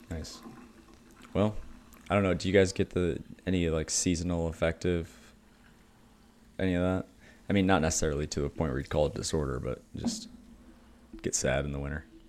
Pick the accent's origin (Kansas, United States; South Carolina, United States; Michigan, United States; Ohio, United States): Michigan, United States; I grew up in Michigan